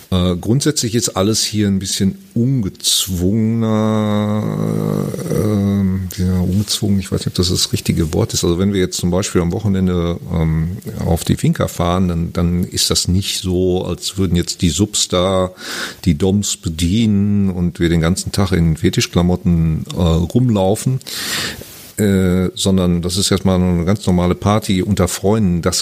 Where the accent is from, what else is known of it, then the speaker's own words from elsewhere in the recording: Germany; Wie gesagt, ich habe, ich bin Deutscher, aber habe relativ wenig Erfahrung.